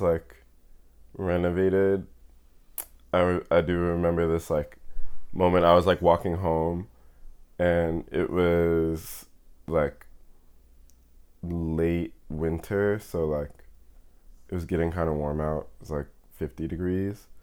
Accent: New York City, New York, United States; I grew up in Fort Greene, Brooklyn

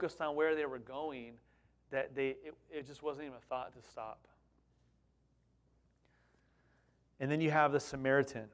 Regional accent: Southern California, United States; also born or lived in East Bay, California; We thought anything north of Santa Barbara was like Alaska, growing up in Southern California.

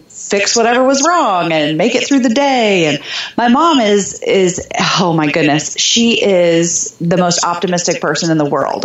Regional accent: Jeffersonville, Indiana, United States; also born or lived in Germany; So I grew up just north of Louisville, Kentucky, in southern Indiana, a smaller town called Jeffersonville.

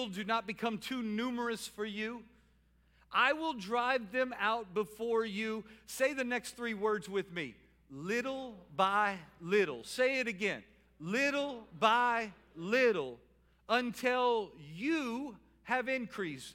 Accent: New Orleans, Louisiana, United States; I'm from New Orleans

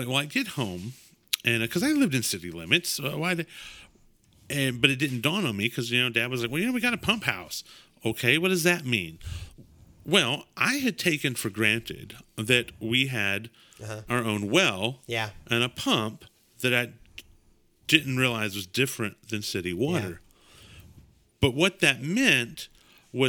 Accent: Biloxi, Mississippi, United States; growing up in Biloxi, Mississippi

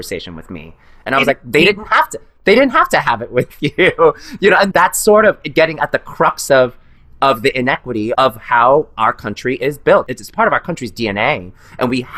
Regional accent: New York City, New York, United States; as a person of color growing up in New York City with immigrant parents

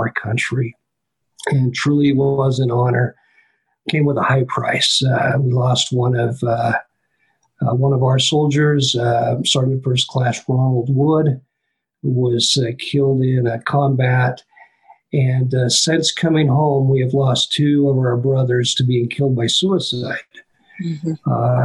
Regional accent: Richfield, Utah, United States; the place where I lived, where I grew up in Richfield, Utah

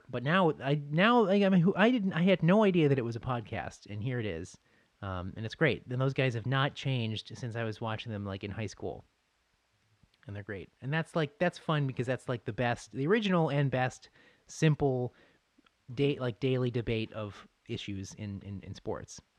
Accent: Boston, Massachusetts, United States; oh yeah, sure, like I'll watch the the Bruins and Sabres because I grew up in Boston

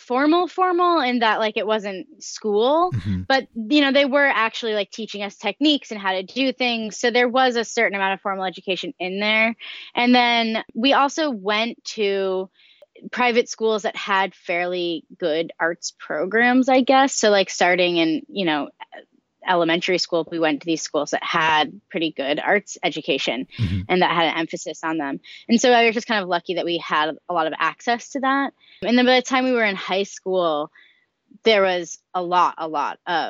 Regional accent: Marion, Massachusetts, United States; now in Marion, Illinois, United States; I'm originally from Marion, Massachusetts

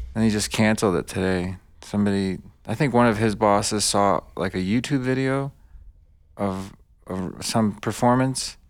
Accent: United States; English is a second language; also born or lived in Bosnia / New York City / Michigan / Detroit; I was born in Bosnia. I, I, I grew up in America. I know mostly America

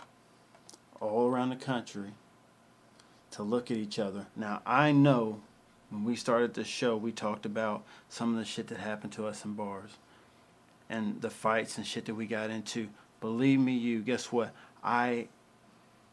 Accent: Louisville, Kentucky, United States; I grew up in Louisville, Kentucky. That's where I'm from

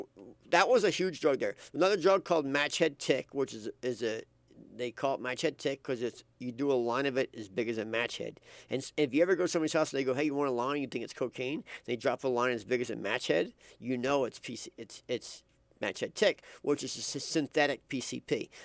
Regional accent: Philadelphia, Pennsylvania, United States; I grew up in Philadelphia. And Philadelphia is, in my days, when I grew up there in the 80s, Philadelphia was a drug town.

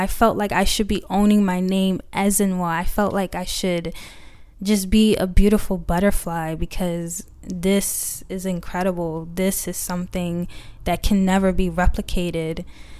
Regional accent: United States; Even throughout those trials and tribulations of me growing up in America and finding beauty in myself

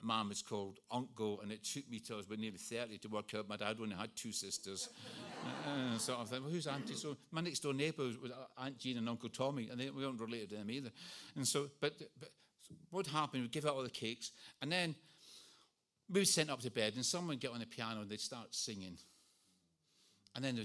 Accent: Scotland, United Kingdom; moved away; I was brought up in Scotland.

